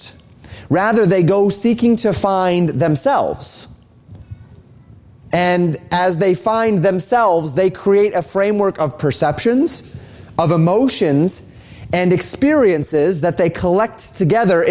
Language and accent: English; Colorado, United States; moved away; Where I grew up in Colorado